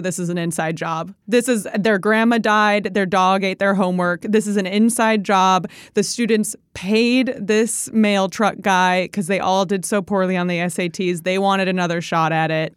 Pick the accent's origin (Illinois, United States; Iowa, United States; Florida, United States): Illinois, United States; Chicago; also born or lived in Indiana; growing up in the Chicago area, yeah, we play cornhole